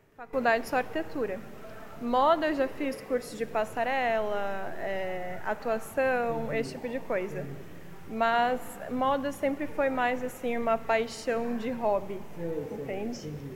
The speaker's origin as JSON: {"language": "Portuguese", "town": "Palotina", "region": "Paraná", "country": "Brazil", "tie": "born or raised there", "also_born_or_lived": "Umuarama, Paraná / Blumenau, Santa Catarina", "moved": "as an adult", "lives_now": "Itapema, Brazil", "said": "sou paranaense eu nasci, mas só fui nascer em Umuarama, então sou umuaramense, mas é, vivi mesmo em Palotina, que é uma cidade bem pequenininha, oeste do Paraná."}